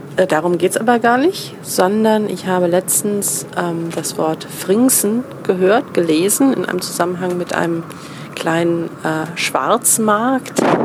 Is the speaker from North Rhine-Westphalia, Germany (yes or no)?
yes; Cologne, North Rhine-Westphalia, Germany; als äh, Kölnerin